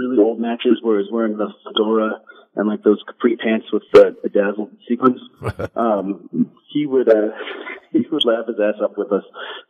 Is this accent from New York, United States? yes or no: no; Los Angeles, California, United States; I'm in Los Angeles, my hometown.